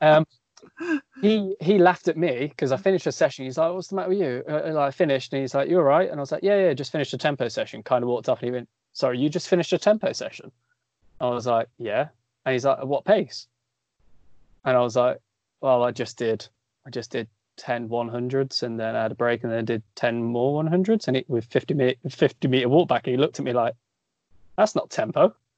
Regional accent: Coventry, West Midlands, United Kingdom; I'm from Coventry, we live in Coventry, we train in Coventry

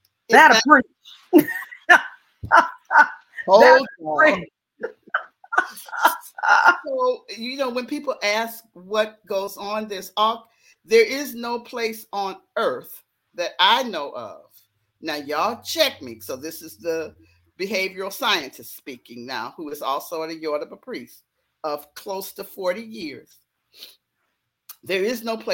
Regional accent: Detroit, Michigan, United States; moved away as an adult; also born or lived in Chicago, Illinois; I'm a girl from Detroit

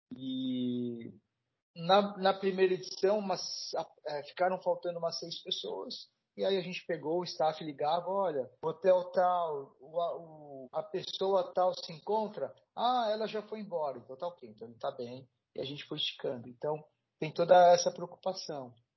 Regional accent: São Paulo, Brazil; eu sou daqui de São Paulo

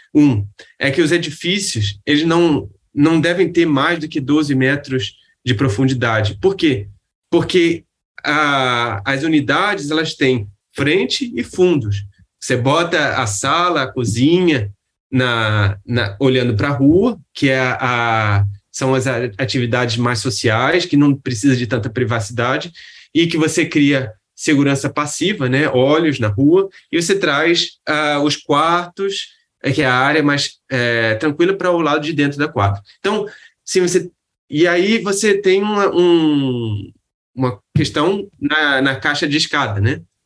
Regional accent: Rio de Janeiro, Brazil; eu sou do Rio

